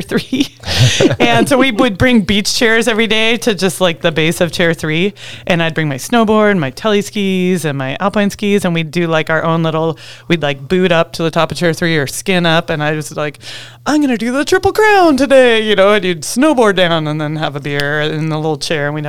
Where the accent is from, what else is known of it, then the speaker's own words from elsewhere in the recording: Federal Way, Washington, United States; now in Alaska, United States; I grew up in Washington State, between Seattle and Tacoma, in a little town called Federal Way